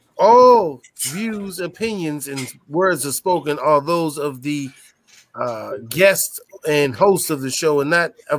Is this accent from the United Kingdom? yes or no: no; Toronto, Ontario, Canada; I'm actually from Toronto too.